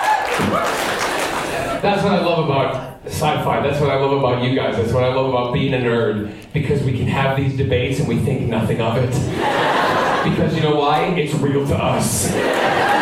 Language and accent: English; Glasgow, Scotland, United Kingdom; being a Scot and having been born there